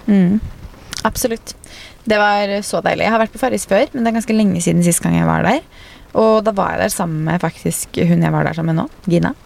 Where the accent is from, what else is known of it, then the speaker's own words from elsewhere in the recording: Fredrikstad, Østfold, Norway; now in Oslo, Norway; Hjemme i Fredrikstad